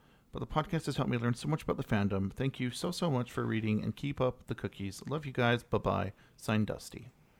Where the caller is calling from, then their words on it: Alabama, United States; I'm from North Alabama, and there are not many that many furries here